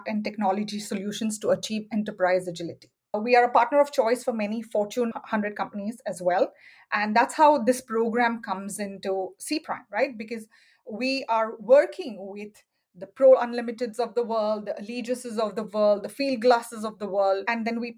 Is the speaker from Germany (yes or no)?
no; Mumbai, Maharashtra, India; moved away as an adult; also born or lived in Silicon Valley; now in United States; I was born and raised in Bombay, which is now called Mumbai, India, and moved to the United States for my MBA many, many years ago.